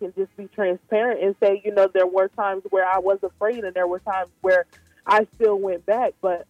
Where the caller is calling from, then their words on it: Salisbury, Maryland, United States; I'm calling from Salisbury, Maryland.